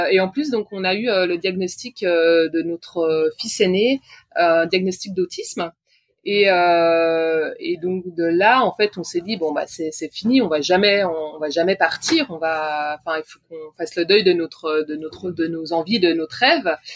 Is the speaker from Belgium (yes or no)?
no; Switzerland; je suis suissesse